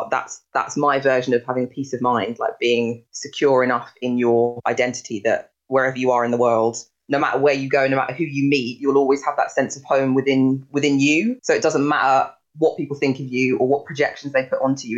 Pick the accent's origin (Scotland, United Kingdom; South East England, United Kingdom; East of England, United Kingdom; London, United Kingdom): London, United Kingdom; Sutton; I've been isolating in my house where I grew up in Sutton.